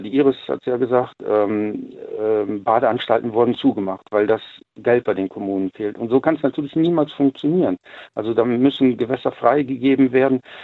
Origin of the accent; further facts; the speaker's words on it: North Rhine-Westphalia, Germany; ich komme ja aus NRW